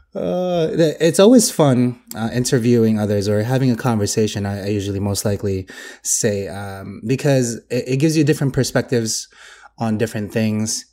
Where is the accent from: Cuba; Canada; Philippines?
Philippines; I'm Filipino